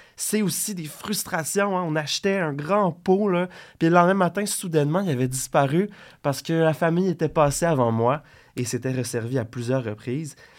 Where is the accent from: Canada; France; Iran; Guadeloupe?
Canada; Gatineau, Quebec; moved away as an adult; Gatineau, ma ville natale que j'ai quittée à l'âge de 18 ans